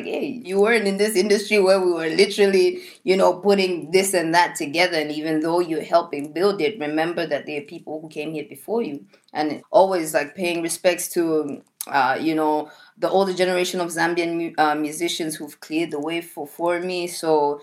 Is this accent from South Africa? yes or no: no; Australia; moved away; many traumas that I've lived past from being an Australian